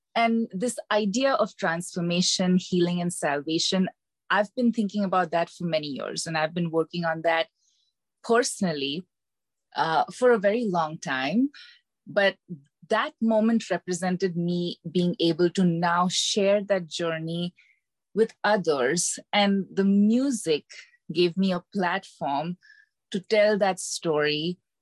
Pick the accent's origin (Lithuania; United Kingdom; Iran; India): India; moved away as an adult; now in Decatur, United States; I am originally from India, and I moved to the US in 2011 for my MBA to Atlanta